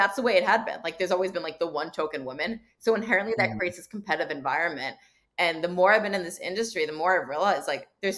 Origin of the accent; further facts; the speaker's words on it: Montclair, New Jersey, United States; now in Chicago, United States; I grew up in Montclair, New Jersey